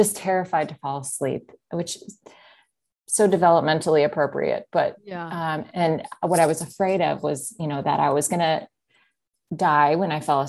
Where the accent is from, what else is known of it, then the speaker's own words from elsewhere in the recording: Minnesota, United States; also born or lived in South Dakota; I was born in South Dakota, and my dad was a pastor, so up till age 8. Then we moved to northern Minnesota, right next to Fargo.